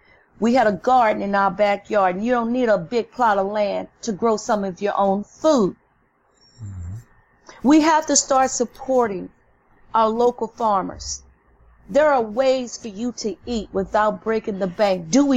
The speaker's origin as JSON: {"language": "English", "region": "the South", "country": "United States", "tie": "born or raised there", "lives_now": "New Orleans, United States", "said": "I grew up in the South"}